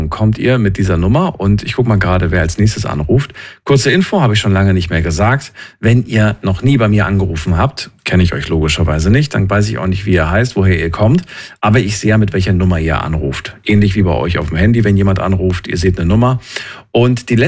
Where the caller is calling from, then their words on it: Esslingen, Baden-Württemberg, Germany; ich komme aus Esslingen.